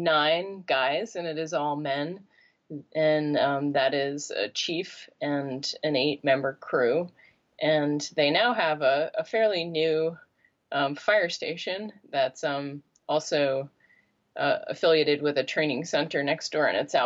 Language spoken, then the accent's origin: English; Boulder, Colorado, United States; I'm from Boulder, Colorado.